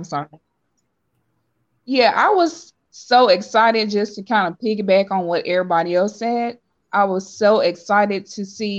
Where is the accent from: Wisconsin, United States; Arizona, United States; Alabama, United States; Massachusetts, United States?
Alabama, United States; I'm from Alabama